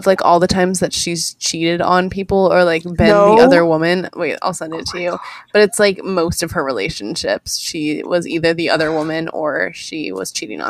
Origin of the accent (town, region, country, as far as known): Puyallup area, Washington, United States; born or raised there; moved away